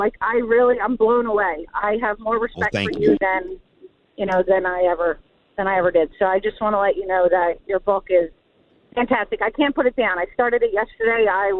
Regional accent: New Jersey, United States; out of Williamstown, New Jersey. I'm from New Jersey and South Jersey. Not North Jersey, South Jersey.

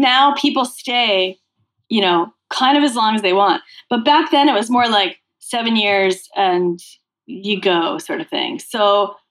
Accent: Massachusetts, United States; I grew up in Massachusetts

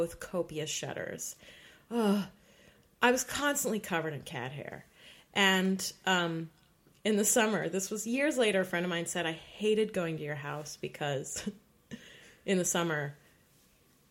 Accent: New York City, New York, United States; I grew up in Park Slope

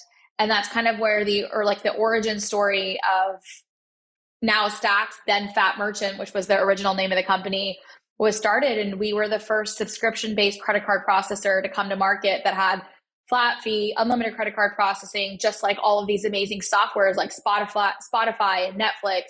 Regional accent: Dallas, Texas, United States; also born or lived in Chicago, Illinois; I was born in Chicago and grew up in Dallas

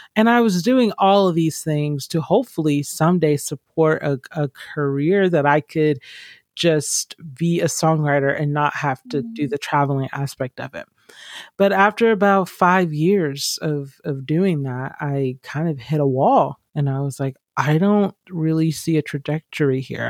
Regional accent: Georgia, United States; I grew up in Georgia

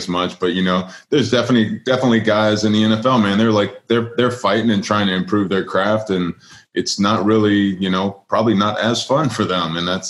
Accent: Louisiana, United States; yeah, I come from Louisiana, you come from California.

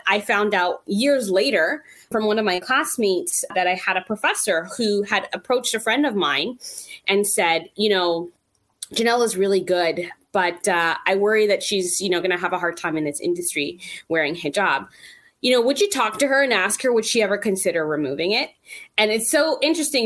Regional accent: Toronto, Ontario, Canada; growing up in Toronto, it's a very multicultural

